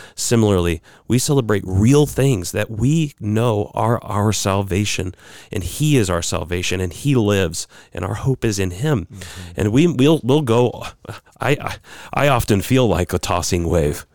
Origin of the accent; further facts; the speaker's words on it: United States; as American Christians